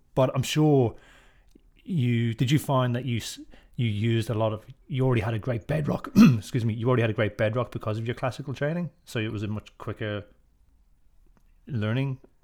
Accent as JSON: {"language": "English", "country": "Ireland", "tie": "born or raised there", "moved": "yes", "lives_now": "Australia", "said": "as an Irish fella who grew up in Ireland"}